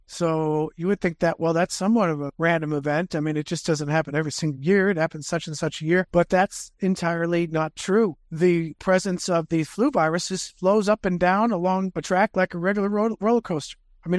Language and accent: English; Pennsylvania, United States; I came from Pennsylvania. I didn't go out that much during the winter. It was too dang cold out.